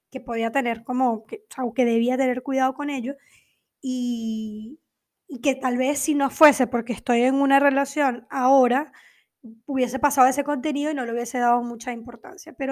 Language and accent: Spanish; Venezuela; also born or lived in Argentina; now in Portugal; sobre todo cuando emigré de Venezuela a Argentina y luego de Argentina a Portugal